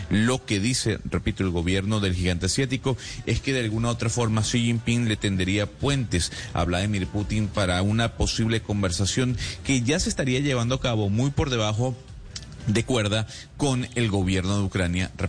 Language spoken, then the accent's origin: Spanish; Colombia; por eso mismo siendo colombiano siendo colombiano a lo mejor mi percepción sería distinta